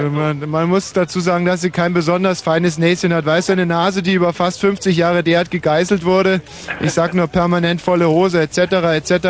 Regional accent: Berlin, Germany; Ich komme aus Berlin.

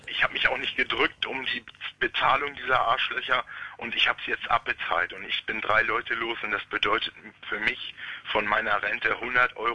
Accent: West Germany, Germany; now in Stendal, Germany; Nein, oh nein, oh nein, oh nein. Ich komme aus dem Westen.

